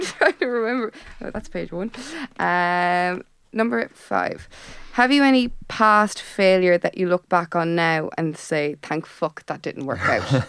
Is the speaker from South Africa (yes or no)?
no; Tipperary, Munster, Ireland; moved away; I'm from Tipperary